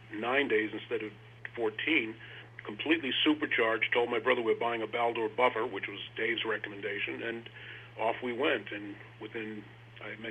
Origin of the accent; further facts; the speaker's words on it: New York City, New York, United States; I grew up in a place called Rochdale Village